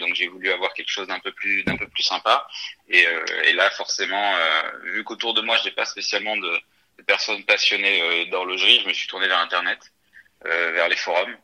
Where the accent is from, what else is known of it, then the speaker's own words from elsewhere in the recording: northern France, France; moved away as an adult; now in Paris, France; je viens du nord de la France, d'une famille euh, tout à fait normale